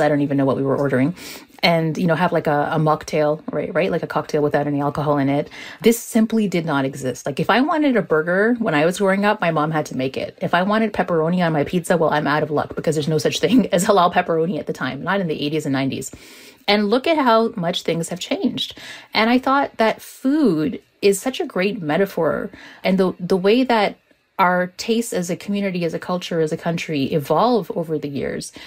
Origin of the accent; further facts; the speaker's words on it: Toronto, Ontario, Canada; a Muslim woman who's growing up in Toronto in the 90s